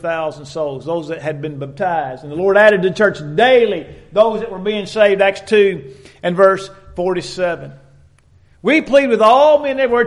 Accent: Dexter, Missouri, United States; growing up in Dexter, Missouri

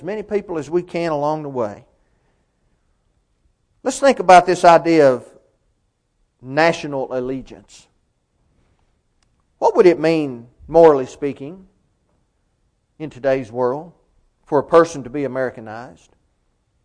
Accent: United States; I was born a United States citizen

